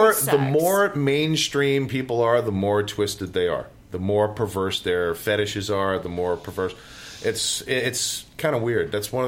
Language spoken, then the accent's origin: English; New York City, New York, United States